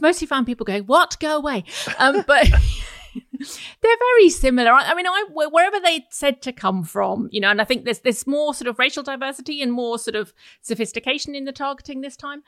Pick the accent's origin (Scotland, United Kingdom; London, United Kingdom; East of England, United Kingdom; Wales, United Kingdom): East of England, United Kingdom; Essex; I grew up in Essex. I'm very familiar with Essex